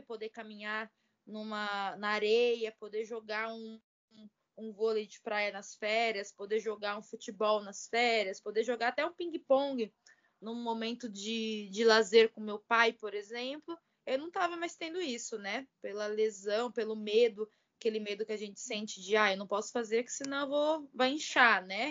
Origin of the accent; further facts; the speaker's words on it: Barueri, São Paulo, Brazil; moved away as an adult; also born or lived in Poland / Italy; eu nasci em São Paulo, capital, mas quando eu fiz 10 anos de idade, é, a gente mudou aqui para Barueri